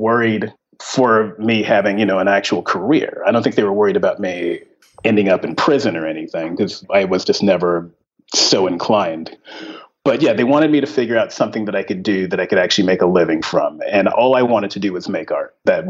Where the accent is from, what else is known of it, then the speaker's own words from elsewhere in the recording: Ventura, California, United States; also born or lived in Texas; No, I'm originally from Ventura, California, which is about an hour north of LA.